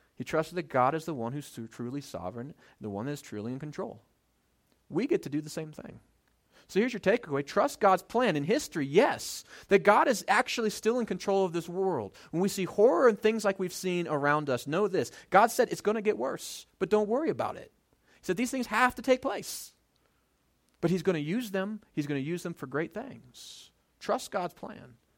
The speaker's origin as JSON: {"language": "English", "country": "United States", "said": "before I'm an American, I'm a Christian"}